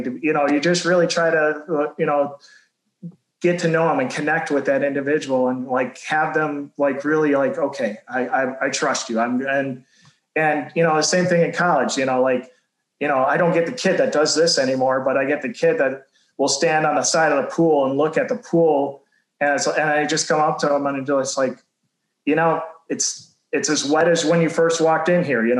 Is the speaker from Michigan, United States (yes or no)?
yes; Macomb County, Michigan, United States; I grew up in Macomb County